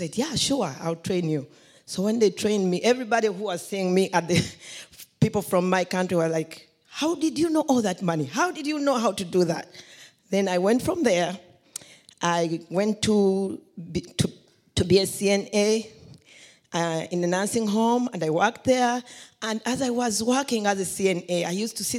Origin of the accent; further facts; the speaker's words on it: Uganda; moved away; I came from Uganda